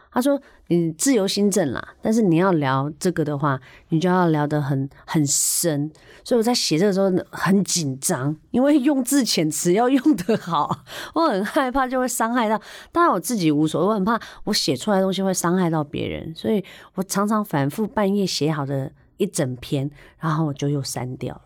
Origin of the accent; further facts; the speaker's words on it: Chiayi, Chiayi County, Taiwan; also born or lived in Kaohsiung; now in Taipei, Taiwan; 我是高雄出生嘉义长大，那我小时候也是单亲家庭